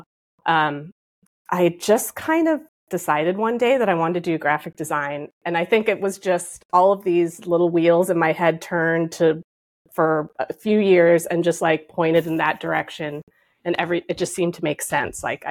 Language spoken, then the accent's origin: English; Cupertino, California, United States; also born or lived in Santa Clara, California; now in New York City, United States; I grew up in California. I grew up in Silicon Valley